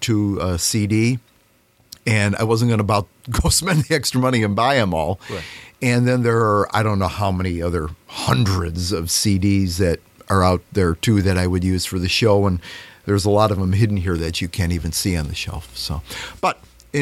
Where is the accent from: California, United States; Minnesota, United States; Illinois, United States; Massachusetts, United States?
Illinois, United States; Chicago suburbs; moved away as an adult; now in Oglesby, United States; I grew up in the Chicago suburbs, northern suburbs, and I moved down here in 1980 to take over my father-in-law's business in Oglesby